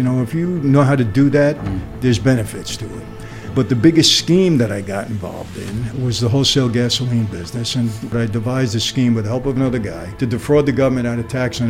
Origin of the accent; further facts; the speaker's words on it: New York City, New York, United States; I grew up in Brooklyn